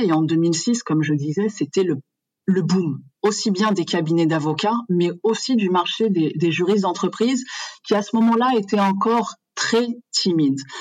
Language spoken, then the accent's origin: French; France; moved away as an adult; now in Morocco; Je suis née en France de parents marocains qui ont immigré en, en France. Donc j'ai grandi, j'ai fait toutes mes études euh, en France